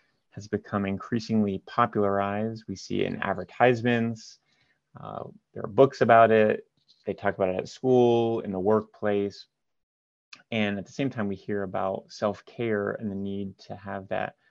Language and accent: English; Marion, Ohio, United States; also born or lived in Columbus, Ohio; I'm from Columbus, Ohio, originally from a smaller town north of Columbus called Marion.